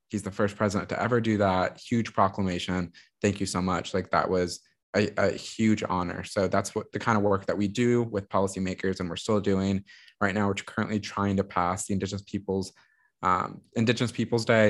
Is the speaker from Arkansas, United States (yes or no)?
no; Texas, United States; also born or lived in New York; I have to return to Austin. There's a lot of political work I want to do here. There's a lot I want to change in my home state